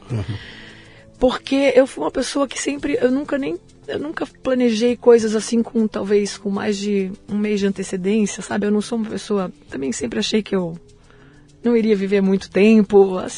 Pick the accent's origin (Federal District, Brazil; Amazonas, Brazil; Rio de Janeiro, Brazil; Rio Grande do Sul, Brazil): Federal District, Brazil; Brasília; born there; Eu nasci em Brasília.